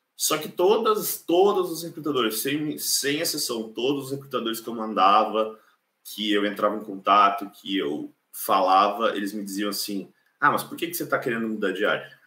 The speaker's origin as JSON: {"language": "Portuguese", "town": "Caxias do Sul", "region": "Rio Grande do Sul", "country": "Brazil", "moved": "as an adult", "lives_now": "Ireland", "said": "eu sou de Caxias do Sul, na Serra Gaúcha. Eu moro na Irlanda já fazem dois anos e meio"}